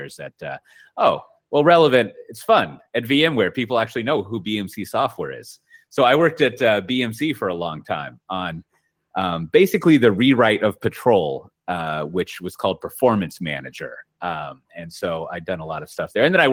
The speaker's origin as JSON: {"language": "English", "town": "Austin", "region": "Texas", "country": "United States", "said": "I'm originally from Austin, Texas."}